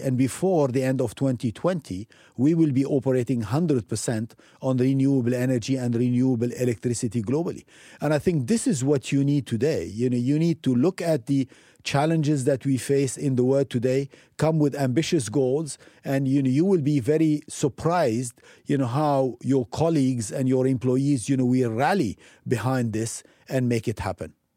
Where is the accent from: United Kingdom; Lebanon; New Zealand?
Lebanon; moved away as an adult; also born or lived in Africa / United States / Europe / Asia; I'm coming from Lebanon, you know, a small country